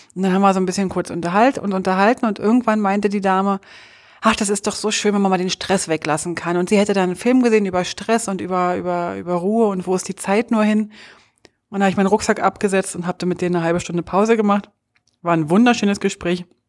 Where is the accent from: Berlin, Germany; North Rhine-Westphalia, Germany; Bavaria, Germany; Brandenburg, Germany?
Berlin, Germany; aus Berlin, als Berlinerin, als Hauptstadtkind